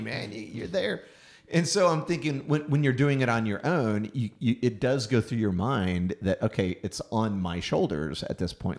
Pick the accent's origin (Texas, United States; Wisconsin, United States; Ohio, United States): Texas, United States; Houston; in Houston, Texas, my hometown